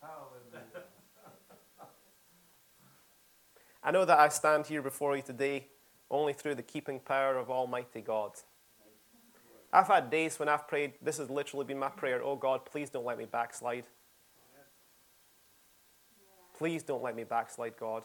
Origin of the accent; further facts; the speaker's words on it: Scotland, United Kingdom; now in United States; I'm from Scotland